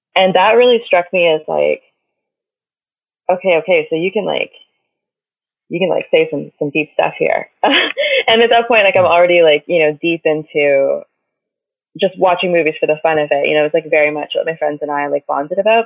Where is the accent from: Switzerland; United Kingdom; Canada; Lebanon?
Canada; Windsor, Ontario; moved away as an adult; also born or lived in LaSalle, Ontario / Los Angeles; now in Montreal, Canada; I was born and raised in Windsor, Ontario. Um, then I moved to LaSalle, Ontario, which is like you know ten minutes away